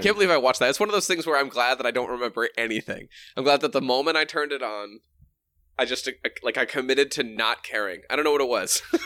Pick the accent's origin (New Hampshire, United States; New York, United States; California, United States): New Hampshire, United States; moved away; also born or lived in Boston / Minnesota; I'm, I'm from wicked, wicked fucking cool New Hampshire. then fucking lived in fucking Boston